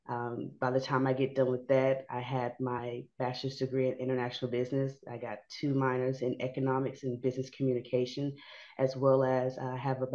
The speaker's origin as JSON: {"language": "English", "town": "Houston", "region": "Texas", "country": "United States", "said": "I'm from Fifth Ward"}